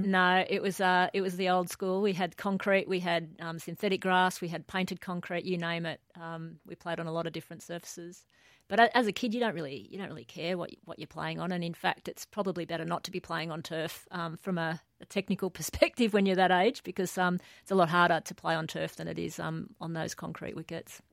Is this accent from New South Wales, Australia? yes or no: yes; Newcastle, New South Wales, Australia; most of my childhood was, uh, was in Newcastle